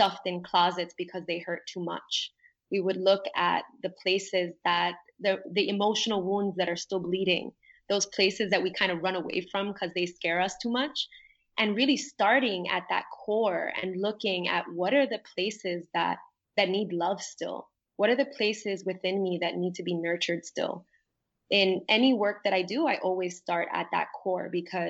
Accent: New York, United States; moved away as an adult; now in Puerto Rico; when I first moved to Puerto Rico, because I grew up in New York

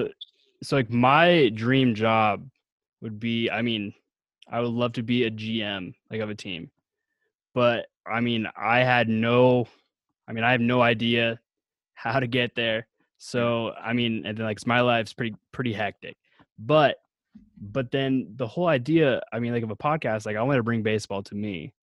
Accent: Washington, United States; I'm from Washington State.

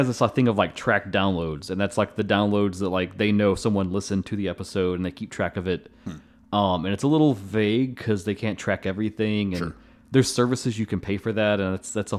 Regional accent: Kentucky, United States

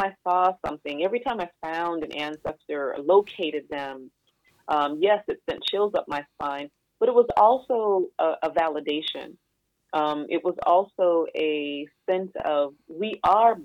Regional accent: Kalamazoo, Michigan, United States; from where I was born in Kalamazoo, Michigan

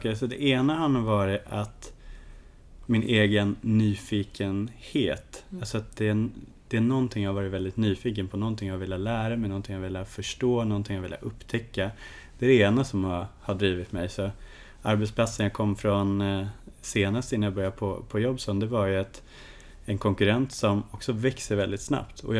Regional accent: Kiruna, Norrbotten County, Sweden; Hisspitchen om mig själv, det är att jag är norrlänningen som ingen förstår är en norrlänning. Jag är en Kirunabo i grunden med ett stort lugn och en otrolig nyfikenhet på människor

